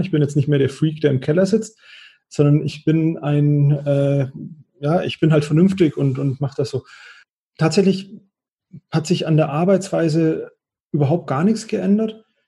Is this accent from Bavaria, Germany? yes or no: yes; Bavaria, Germany; als Franke würde ich sagen